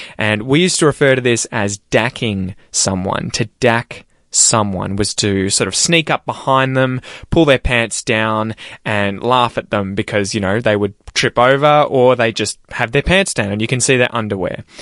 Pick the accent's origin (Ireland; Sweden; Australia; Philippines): Australia; as an Australian